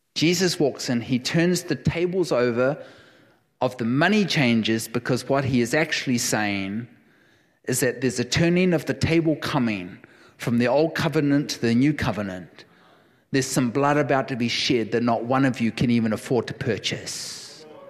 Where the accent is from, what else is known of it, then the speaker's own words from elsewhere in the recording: New Zealand; moved away; I am a New Zealander. I will never surrender. I will never surrender my passport. I am a New Zealander through and through